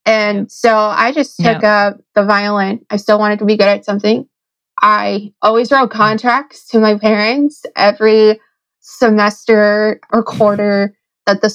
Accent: Connecticut, United States; I'm from Connecticut

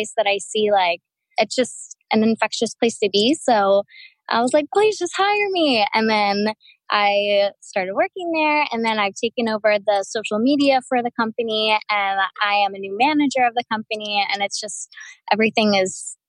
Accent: Delaware, United States; moved away as an adult; now in Kauai, United States; I'm from Delaware originally.

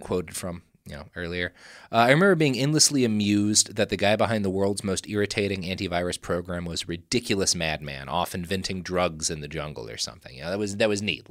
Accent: Texas, United States; We come from Texas

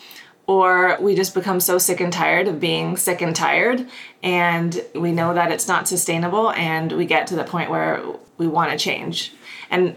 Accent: Houston, Texas, United States; moved away as an adult; also born or lived in upstate New York / New York City; now in Kelowna, Canada; I grew up in Houston, Texas.

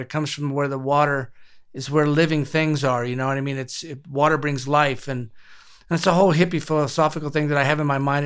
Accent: Compton, California, United States; moved away as an adult; now in New Mexico, United States; I was born and raised in Compton

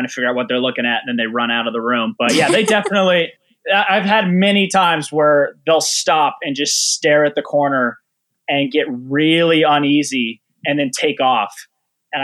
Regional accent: right outside of Boulder, Colorado, United States; I grew up in, right outside of Boulder, Colorado

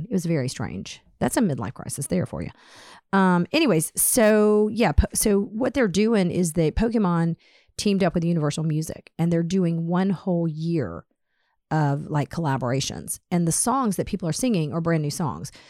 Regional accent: Hickory, North Carolina, United States; I'm from Hickory, North Carolina.

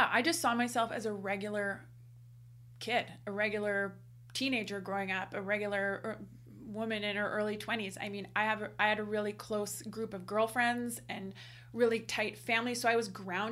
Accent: Canada; we are Canadian

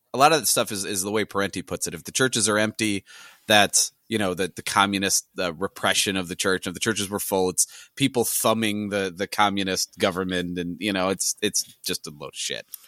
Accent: St. Louis, Missouri, United States; I'm from Missouri, I'm from the Saint Louis area

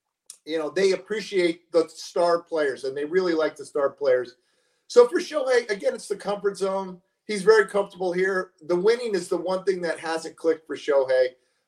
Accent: San Diego, California, United States; born there; I was born in San Diego, so San Diego is always near and dear to my heart.

